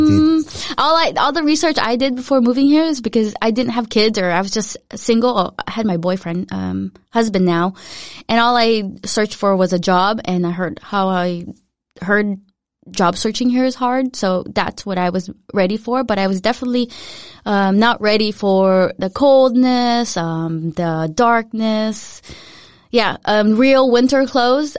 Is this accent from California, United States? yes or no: yes; Cypress, California, United States; English is a second language; moved away as an adult; also born or lived in Philippines; now in Denmark; I was born in the Philippines, but I grew up most of my life in a city called Cypress in Orange County